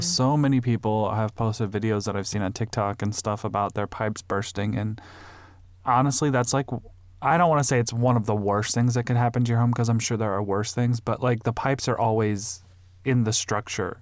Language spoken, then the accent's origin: English; Midwest, United States; now in Phoenix, United States; I grew up in the Midwest